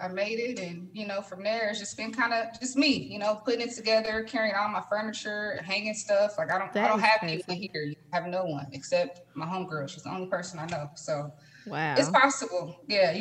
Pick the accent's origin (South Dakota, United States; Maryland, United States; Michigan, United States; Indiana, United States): Indiana, United States; Indianapolis; moved away as an adult; now in Houston, United States; I'm born and raised in Indianapolis all my life